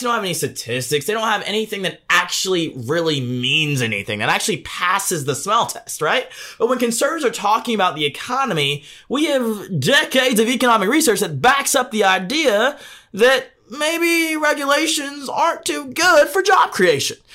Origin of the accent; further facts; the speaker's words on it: Deep South, United States; I was born and raised in the Deep South by Democrat grandparents